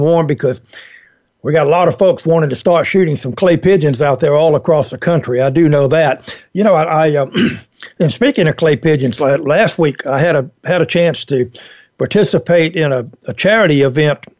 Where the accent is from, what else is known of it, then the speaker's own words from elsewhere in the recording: Georgia, United States; my home state of Georgia